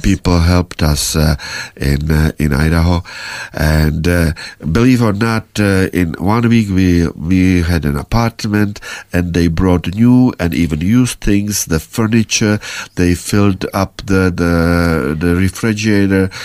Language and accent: English; Prague, Czechia; first language Czech; English is a second language; moved away as an adult; now in United States; I was born in Prague